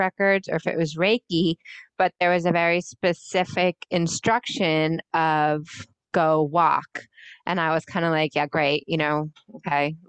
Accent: California, United States; now in Massachusetts, United States; I grew up in California

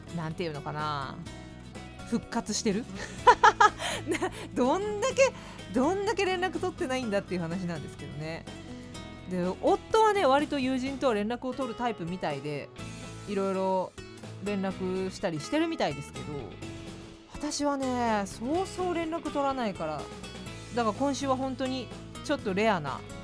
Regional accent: Fukuoka, Japan; moved away; 私の地元福岡

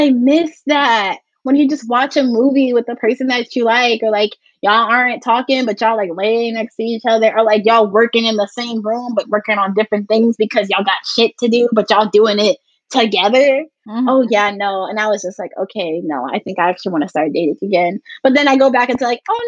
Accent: New Jersey, United States; moved away as an adult; now in New York, United States; I moved to New York to not be in the house. I'm from New Jersey.

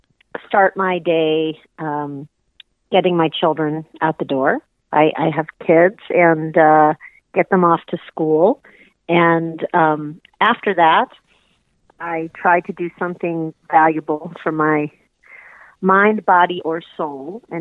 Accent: Louisville, Kentucky, United States; now in Seattle, United States; I was raised in Louisville, Kentucky, so I'm from the Midwest. I have lived there for most of my life, and 7 years ago, I moved out to the Pacific Northwest, and I reside in Seattle

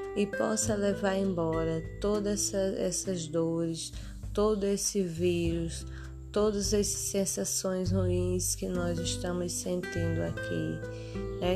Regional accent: Açu, Rio Grande do Norte, Brazil; eu sou de Açu, Rio Grande do Norte

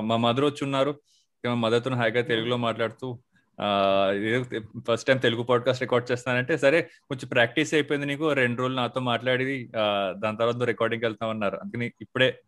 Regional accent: Kakinada, Andhra Pradesh, India; నేను మా ఫ్యామిలీ అంతా కాకినాడలో ఉండేవారు నేను కాకినాడలోనే పుట్టాను అక్కడ పెరిగాను

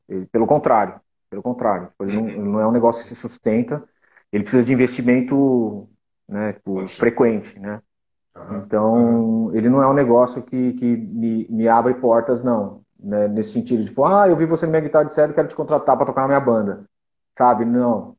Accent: Taquaritinga, São Paulo, Brazil; now in São Paulo, Brazil; eu sou de Taquaritinga, né? Não sou de São Paulo

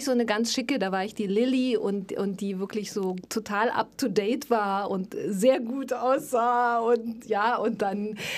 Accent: Neukirch, Saxony, Germany; also born or lived in Dresden / Bautzen; Meine Kindheit, so die Kindergartenzeit und das erste Schuljahr habe ich in Neukirch verbracht.

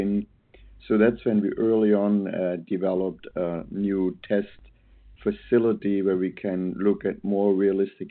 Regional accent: Germany; now in Portland, United States; I'm born and raised in Germany, always studied biomechanical engineering

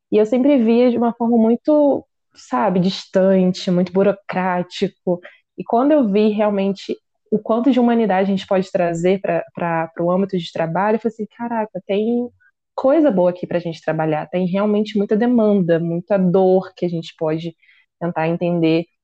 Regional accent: Rio de Janeiro, Brazil; moved away; also born or lived in Itaperuna; eu sou carioca é mesmo

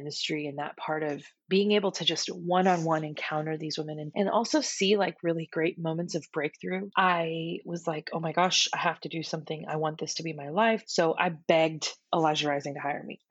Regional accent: Houston, Texas, United States; my hometown of Houston, Texas

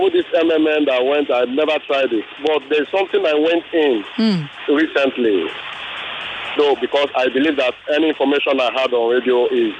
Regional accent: Nigeria; we Nigerians

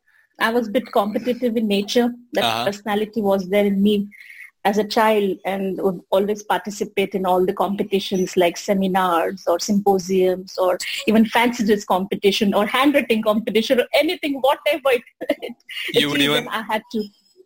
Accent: Belgaum, Karnataka, India; also born or lived in Udupi; I come from Belgaum.

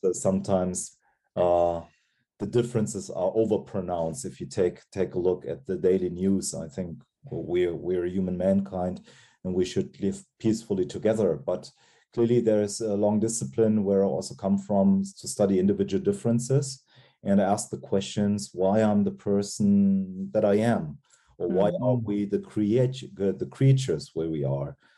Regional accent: Cologne, North Rhine-Westphalia, Germany; also born or lived in Giessen; Cologne, where mm-hmm. Uh, what is my hometown

